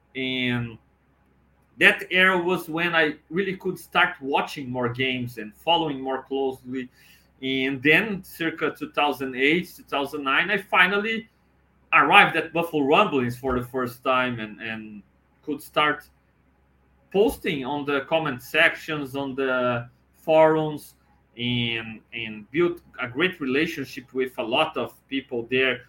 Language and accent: English; Brazil; talking Bills with you all over the world from Brazil